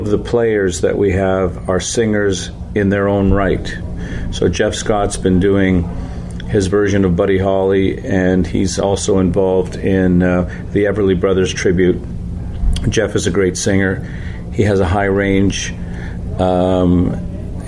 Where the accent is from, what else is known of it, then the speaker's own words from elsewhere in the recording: Canada; we're from Canada